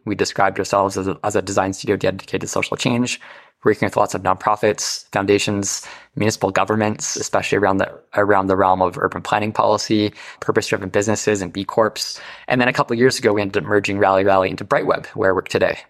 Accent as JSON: {"language": "English", "town": "North Bay", "region": "Ontario", "country": "Canada", "tie": "born or raised there", "moved": "yes", "lives_now": "Toronto, Canada", "said": "I grew up in Northern Ontario in the North Bay area, small town, very rural life."}